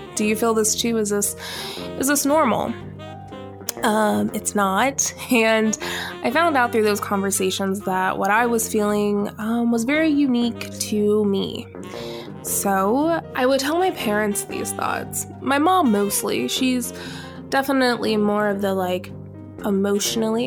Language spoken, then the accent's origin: English; Alpharetta, Georgia, United States; I grew up in Alpharetta, Georgia, which is now Johns Creek.